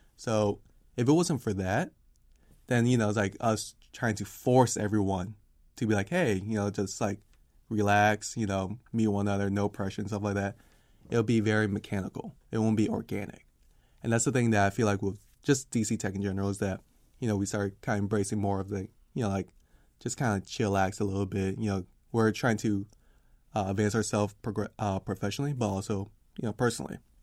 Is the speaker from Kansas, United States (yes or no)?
no; Washington, District of Columbia, United States; D C.